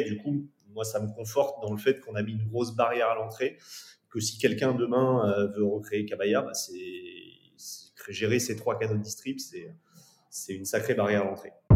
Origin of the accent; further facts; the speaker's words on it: France; en tant que Français